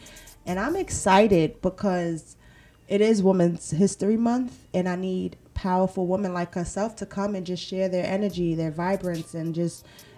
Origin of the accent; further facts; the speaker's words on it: Brooklyn, New York, United States; I'm from Brooklyn.